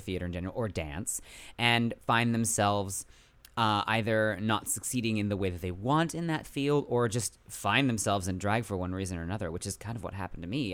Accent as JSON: {"language": "English", "area": "San Francisco Bay Area", "region": "California", "country": "United States", "moved": "as an adult", "lives_now": "New York, United States", "said": "I'm originally from the San Francisco Bay Area"}